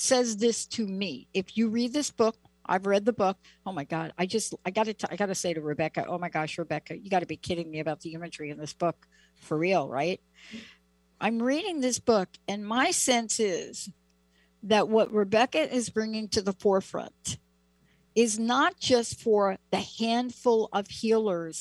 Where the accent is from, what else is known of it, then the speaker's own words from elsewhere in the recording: New York City, New York, United States; me growing up in the Bronx